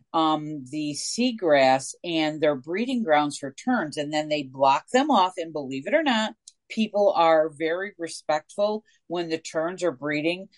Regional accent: Northeast, United States; now in Coastal Mississippi, United States; I am from the Northeast

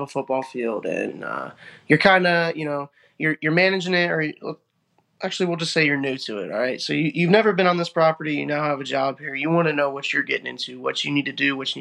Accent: Ashland County, northern Ohio, United States; I'm from Ashland County, which is northern Ohio, about an hour south of Cleveland and about an hour north of Columbus.

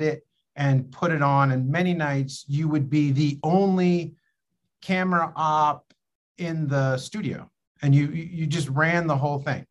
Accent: Pennsylvania, United States; also born or lived in Chicago; now in Los Angeles, United States; I grew up in Pennsylvania

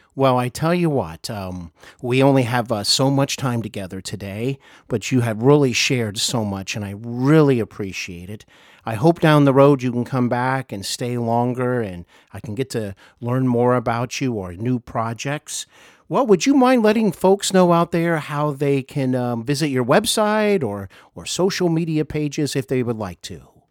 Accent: Ohio, United States; also born or lived in Los Angeles / North Carolina; here in my home state of Ohio

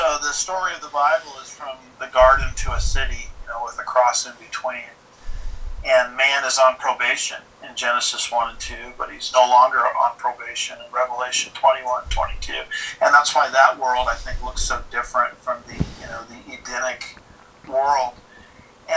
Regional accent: Southern California, United States; I grew up in Southern California

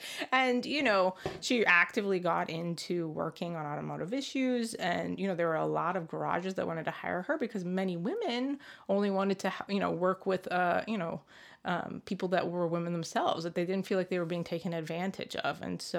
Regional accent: United States; certainly very aware of the freedoms and rights I had as a girl growing up in the United States.

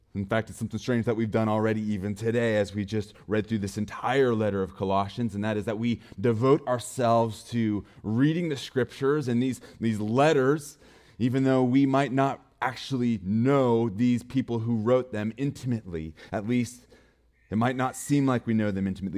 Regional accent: Montana, United States; I'm from Montana, so my for, phone number starts with four oh six.

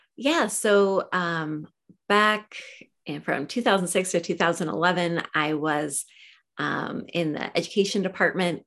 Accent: Portland, Oregon, United States; I grew up here in Portland, Oregon

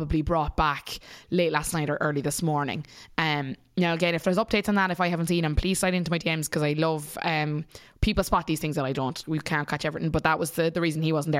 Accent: Munster, Ireland; as a person from Munster

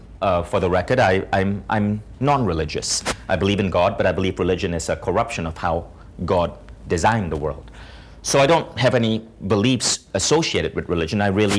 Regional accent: India; I did that because I'm an Indian dude, and if you're an Indian dude, like you gotta be a lawyer, a doctor, an engineer, or a family embarrassment, right?

